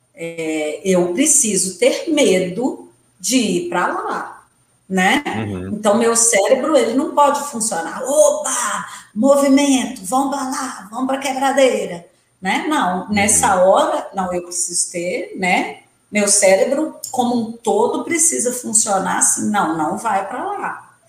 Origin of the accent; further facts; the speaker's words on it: Santa Maria de Itabira, Minas Gerais, Brazil; now in Belo Horizonte, Brazil; porque eu sou do interior, os meninos saíam para estudar em Itabira, eu sou de Santa Maria de Itabira, ou vinham para Belo Horizonte, né, estudar científico, e nós meninas que os pais eram bravos e não deixavam a gente vir para a capital, tínhamos que fazer magistério